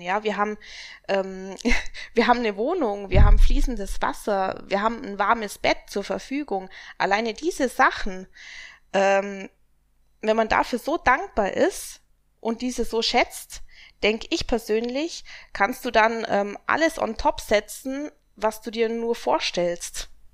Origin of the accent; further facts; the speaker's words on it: Augsburg, Bavaria, Germany; Und ich komme aus Augsburg.